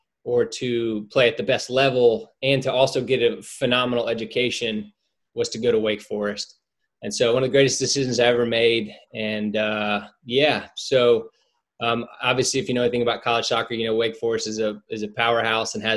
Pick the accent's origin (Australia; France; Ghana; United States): United States; Winston-Salem, North Carolina; I grew up in Winston-Salem